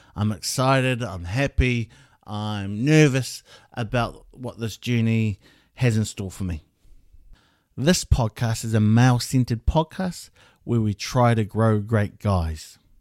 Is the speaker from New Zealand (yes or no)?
yes; Hamilton, Waikato, New Zealand; also born or lived in Wellington; I was born in Hamilton